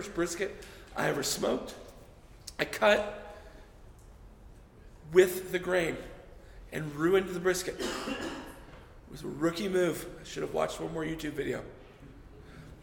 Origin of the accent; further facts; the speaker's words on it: Texas, United States; I grew up in Texas, right? So everybody went to church in Texas